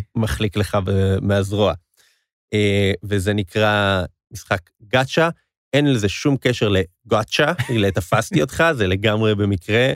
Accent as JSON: {"language": "Hebrew", "country": "Israel", "said": "אני ואתה, ישראלים"}